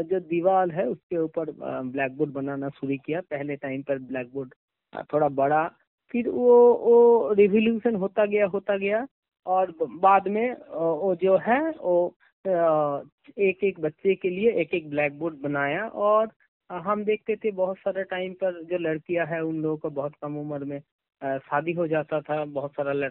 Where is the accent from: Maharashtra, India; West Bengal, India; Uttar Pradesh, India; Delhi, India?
West Bengal, India; first language Bengali; Hindi is a second language; हम वेस्ट बंगाल से बिलोंग करते हैं और बंगाली मेरा मादर लैंग्वेज है तो इसीलिए मुझे हिंदी इतना बढ़िया तरीका से नहीं आता